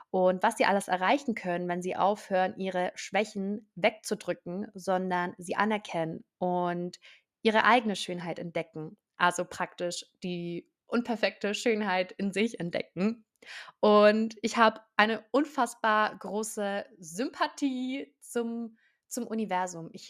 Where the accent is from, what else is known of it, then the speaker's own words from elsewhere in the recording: Baden-Württemberg, Germany; ich bin 23 Jahre alt, ich komme aus der Nähe von Stuttgart